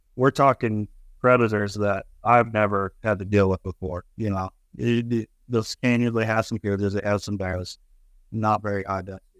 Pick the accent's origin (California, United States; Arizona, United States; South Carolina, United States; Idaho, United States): Idaho, United States; Lewiston; now in North Idaho, United States; I grew up down in Lewiston, uh, Lewiston, Idaho, and the country down there is different than the country up here